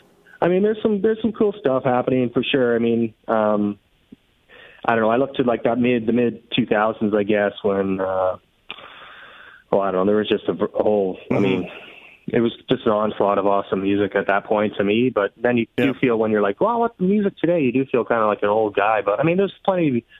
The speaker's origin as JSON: {"language": "English", "town": "Seaforth", "region": "Ontario", "country": "Canada", "tie": "born or raised there", "lives_now": "Kitchener-Waterloo, Canada"}